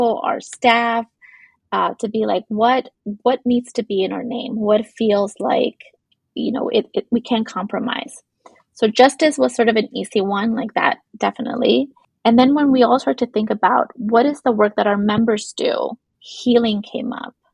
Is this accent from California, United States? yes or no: yes; Los Angeles, California, United States; I grew up in East LA, Boyle Heights area